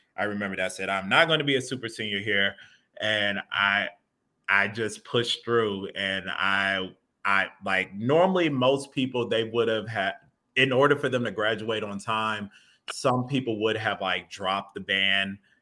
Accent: Atlanta, Georgia, United States; moved away as an adult; also born or lived in Hampton, Virginia / Boston, Massachusetts; now in Kent, United States; I grew up in Atlanta, Georgia

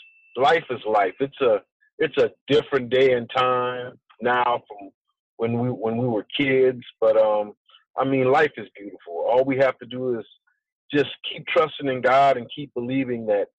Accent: New Orleans, Louisiana, United States; also born or lived in Los Angeles; Born and raised in New Orleans. Back and forth, really, between New Orleans and Los Angeles.

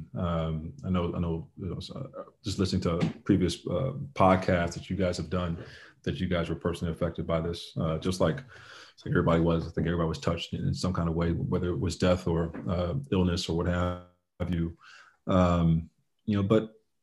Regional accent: Summit, New Jersey, United States; So I was raised here in Summit, New Jersey

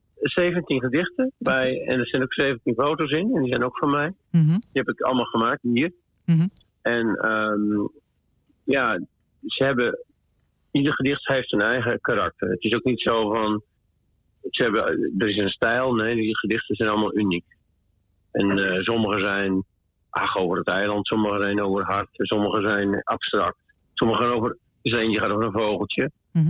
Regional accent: Groningen, Netherlands; also born or lived in Schiermonnikoog; now in Almere, Netherlands; ik ben een Groninger

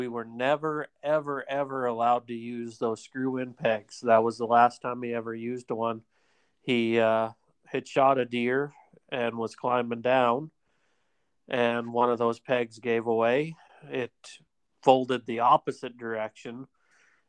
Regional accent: Midwest, United States; moved away; I grew up in the Midwest

